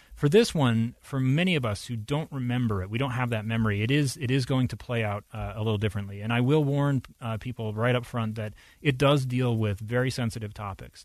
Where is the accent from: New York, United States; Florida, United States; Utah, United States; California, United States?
Utah, United States; I grew up here in Utah in the time frame that this was playing out